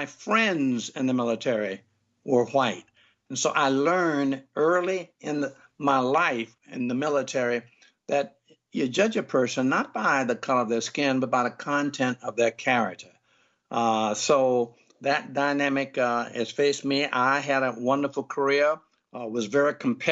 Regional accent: Jacksonville, Florida, United States; also born or lived in Chicago; I was born here in Jacksonville, where I am now, and lived here in the 40s and the 50s, raised in the projects

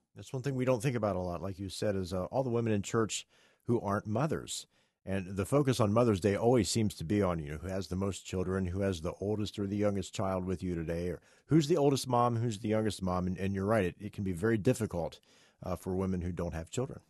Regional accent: West Virginia, United States; I'm from West Virginia.

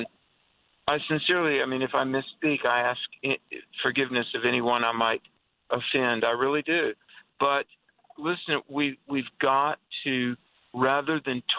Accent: the South, United States; Look, I grew up in the South as the South was coming out of the Jim Crow era.

